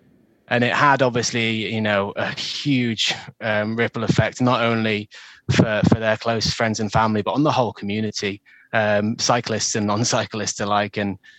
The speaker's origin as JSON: {"language": "English", "area": "Lake District", "region": "North West England", "country": "United Kingdom", "tie": "born or raised there", "said": "I grew up in the Lake District. I was very fortunate to grow up with the outdoors on my doorstep. And so growing up in a place where, you know, you're surrounded by mountains, lakes, rivers, it's all there. It's all on your doorstep. It's part of you."}